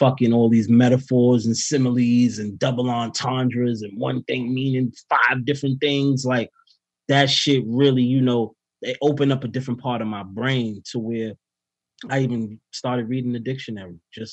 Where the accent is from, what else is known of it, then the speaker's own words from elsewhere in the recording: New York City, New York, United States; I started to get into my hometown